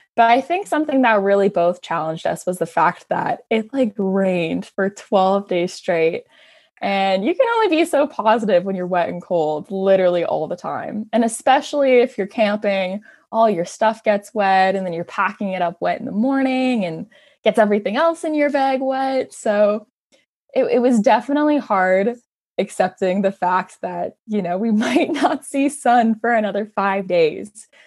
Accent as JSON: {"language": "English", "town": "Hamilton", "region": "Ontario", "country": "Canada", "tie": "born or raised there", "said": "born and raised in Hamilton, love my city."}